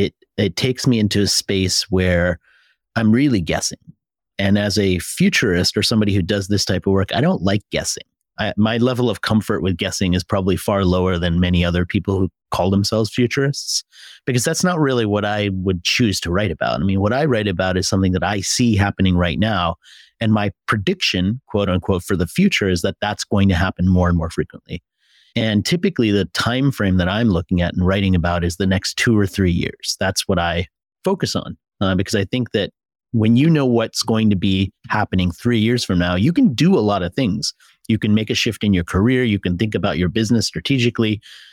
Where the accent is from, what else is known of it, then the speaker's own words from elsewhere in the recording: United States; moved away; So the first thing I removed from my language when I came from America was I no longer said dollar, I said dollar.